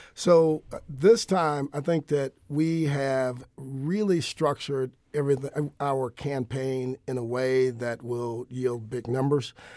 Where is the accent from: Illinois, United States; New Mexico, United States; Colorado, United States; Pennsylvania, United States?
Illinois, United States; Joliet; moved away as an adult; now in St. Louis, United States; I'm originally from Joliet, Illinois